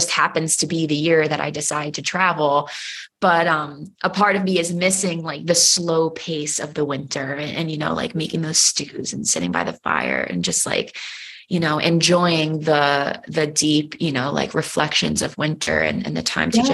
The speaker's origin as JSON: {"language": "English", "region": "New York", "country": "United States", "said": "I'm from New York"}